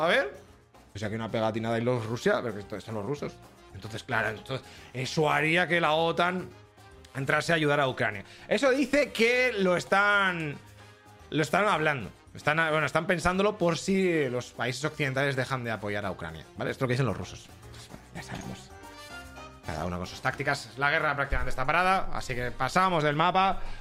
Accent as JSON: {"language": "Spanish", "area": "Burgos", "region": "Castile and León", "country": "Spain", "said": "Quintanilla del Coco, que está en Burgos, encima de, mi tierra"}